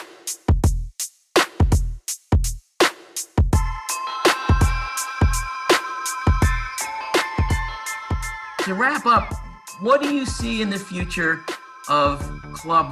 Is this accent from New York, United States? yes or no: yes; South Salem, New York, United States; I'm from South Salem, 8 miles away